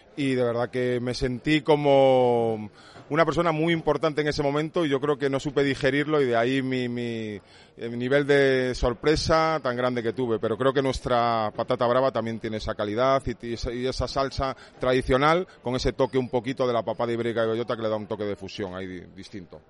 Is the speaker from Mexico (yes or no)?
no; El Bierzo, Castile and León, Spain; moved away; yo procedo de ahí del Bierzo